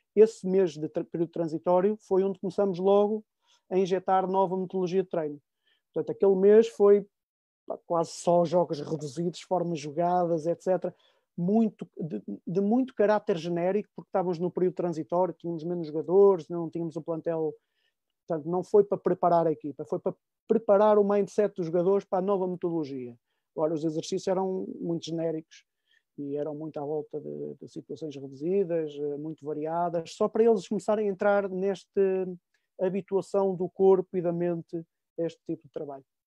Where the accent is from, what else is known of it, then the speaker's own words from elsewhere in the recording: Barcelos, Norte, Portugal; moved away as an adult; also born or lived in Finland; Eu, eu sou minhoto, sou do Conselho de Barcelos, de uma, de uma aldeiazinha de Barcelos